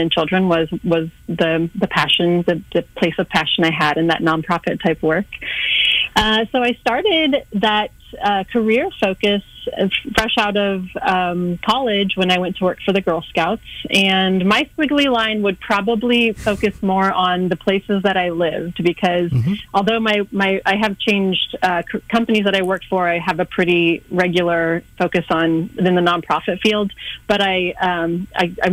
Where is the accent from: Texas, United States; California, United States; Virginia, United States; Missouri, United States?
Missouri, United States; Kansas City; moved away as an adult; also born or lived in Northwest Indiana / Winona, Minnesota / Louisiana / Europe; I'm from the Kansas City area originally